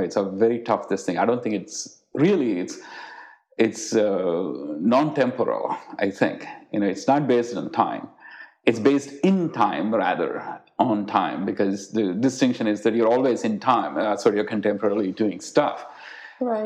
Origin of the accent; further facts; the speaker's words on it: India; moved away; the times that I grew up in India